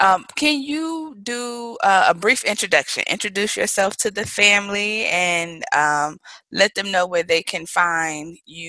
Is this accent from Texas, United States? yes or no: no; Mobile, Alabama, United States; moved away; I am originally from Mobile, Alabama.